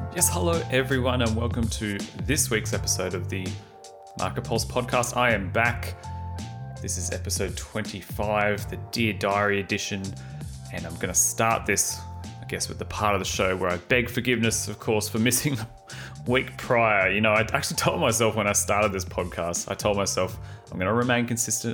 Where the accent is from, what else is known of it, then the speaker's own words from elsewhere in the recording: Australia; we, as in Aussie wine exporters like T